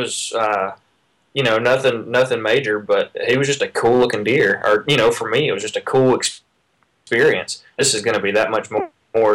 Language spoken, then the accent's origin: English; Louisiana, United States; I'm from Louisiana, low altitude